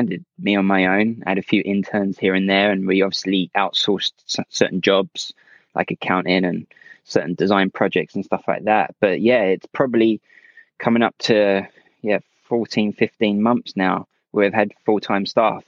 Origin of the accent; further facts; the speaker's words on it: Essex, East of England, United Kingdom; moved away as an adult; now in London, United Kingdom; I'm originally from Essex, but I now live in London, where my company's based